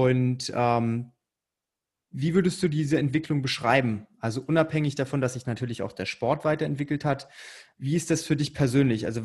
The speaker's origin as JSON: {"language": "German", "town": "Frankfurt", "region": "Hesse", "country": "Germany", "said": "ich komme aus der Ecke Frankfurt, also für mich ist das quasi um die Ecke."}